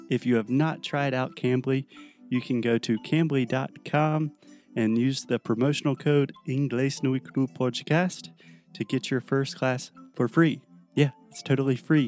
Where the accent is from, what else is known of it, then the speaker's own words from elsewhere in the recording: United States; I'm American